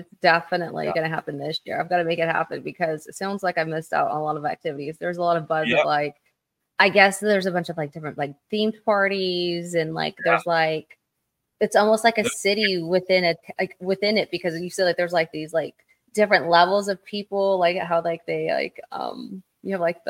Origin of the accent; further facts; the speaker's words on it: Oklahoma, United States; I'm born and raised in Oklahoma